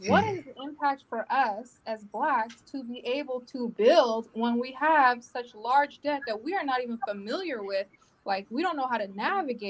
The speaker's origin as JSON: {"language": "English", "town": "Long Beach", "region": "California", "country": "United States", "said": "I'm from Long Beach. I'm raising my children from Long Beach"}